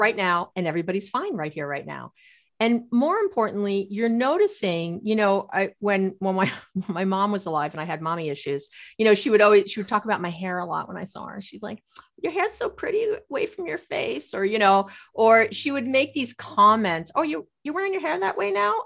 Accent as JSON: {"language": "English", "region": "New York", "country": "United States", "tie": "born or raised there", "said": "growing up in New York"}